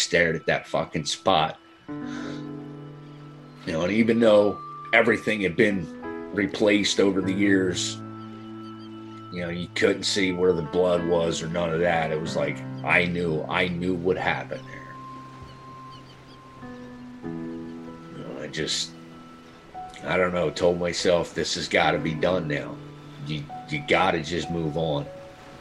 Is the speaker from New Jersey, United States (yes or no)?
yes; Dennisville, New Jersey, United States; I'm from here. I'm a local. I grew up in Dennisville.